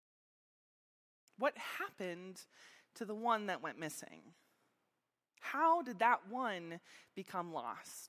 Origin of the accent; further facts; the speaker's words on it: Meadville, Pennsylvania, United States; also born or lived in Slippery Rock; I grew up here in Meadville.